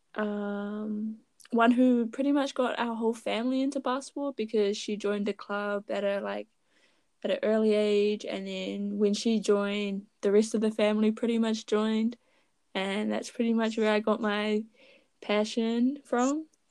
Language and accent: English; Raglan, Waikato, New Zealand; I am from Raglan. It is a small town near Hamilton.